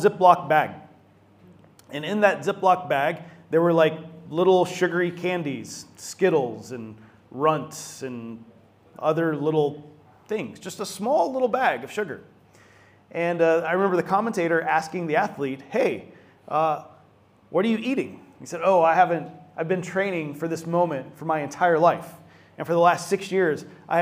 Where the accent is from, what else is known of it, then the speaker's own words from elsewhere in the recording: Atlanta, Georgia, United States; my hometown of Atlanta, Georgia